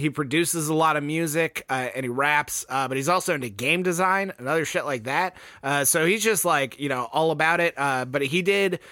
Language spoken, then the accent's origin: English; Texas, United States; we're from Texas, so I just put that hard A in everything